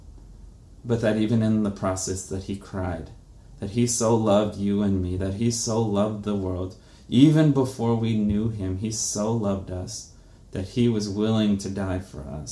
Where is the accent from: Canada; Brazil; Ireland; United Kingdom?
Brazil; moved away; I'm from Brazil